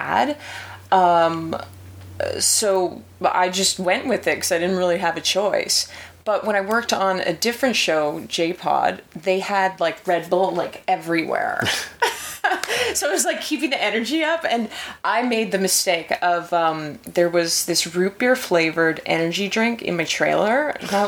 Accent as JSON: {"language": "English", "region": "Manitoba", "country": "Canada", "moved": "yes", "said": "I'm originally from Manitoba"}